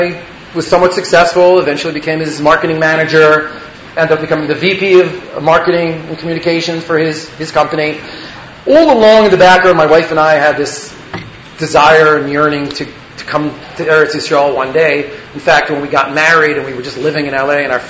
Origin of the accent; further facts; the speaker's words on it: Elizabeth, New Jersey, United States; I grew up in Elizabeth, New Jersey, in a modern Orthodox Jewish day school. I went on the classic track of high school, gap year in yeshiva. I went to Or Yerushalayim in Beit Meir for 2 years.